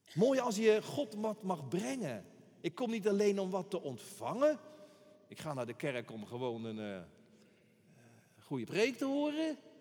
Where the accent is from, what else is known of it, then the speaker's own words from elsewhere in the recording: Rotterdam, South Holland, Netherlands; Ik ben een Rotterdammer, ik, ben, ik blijf altijd een tiener. Een tiener, bedoel ik dan. Hier geboren, in een rook van Rotterdam getogen